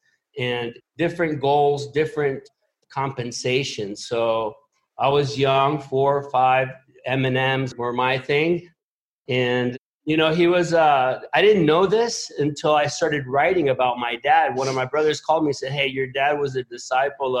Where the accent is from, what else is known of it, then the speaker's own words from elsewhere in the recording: Puerto Rico; I was born here in Puerto Rico